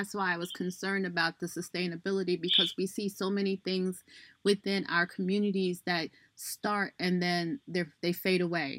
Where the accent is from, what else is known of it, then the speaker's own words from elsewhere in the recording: New York City, New York, United States; I grew up in Brooklyn on Bushwick Avenue, one of the worst avenues you probably could even think of.